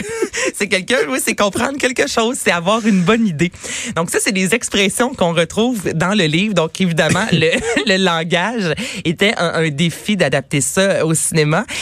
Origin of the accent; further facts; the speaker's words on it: Varennes, Quebec, Canada; je viens de Varennes